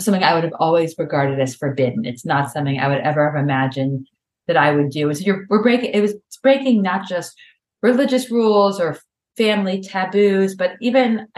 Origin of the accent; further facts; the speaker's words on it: Memphis, Tennessee, United States; also born or lived in New York City; now in Boston, United States; I grew up in Memphis, Tennessee, where driving was kind of like friendly suburban driving